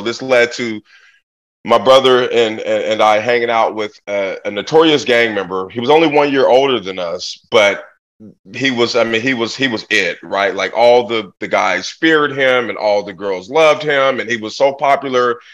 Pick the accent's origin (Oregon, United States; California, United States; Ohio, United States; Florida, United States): Oregon, United States; Portland; I grew up in Portland, Oregon in the 80s